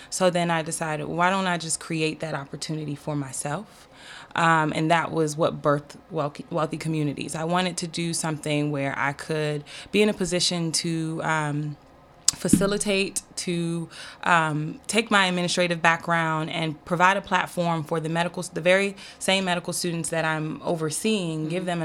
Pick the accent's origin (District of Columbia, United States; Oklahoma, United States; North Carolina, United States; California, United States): District of Columbia, United States; Washington; also born or lived in Maryland; so I've been in the DMV my entire life, good and bad thing.